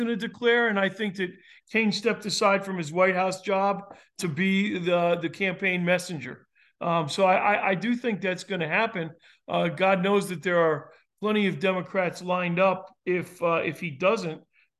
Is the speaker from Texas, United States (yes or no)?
no; South Carolina, United States; Well, more than I'm from South Carolina, I have to give the caveat right now.